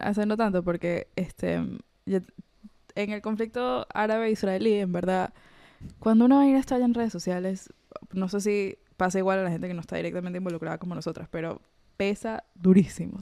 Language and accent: Spanish; Venezuela; moved away; yo crecí en la Venezuela de Chávez